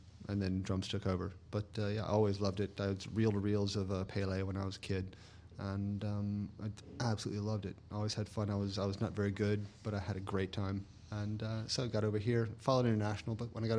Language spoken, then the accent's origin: English; South Carolina, United States; moved away as an adult; also born or lived in New York; now in London, United Kingdom; Originally, yeah.